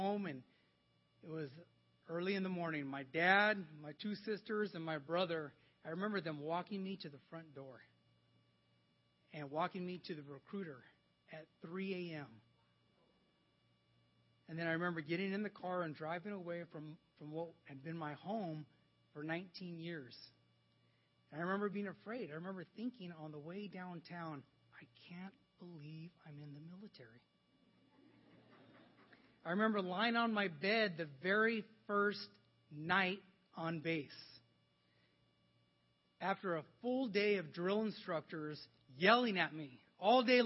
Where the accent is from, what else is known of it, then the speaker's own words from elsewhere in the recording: Los Angeles, California, United States; where I grew up in Wilmington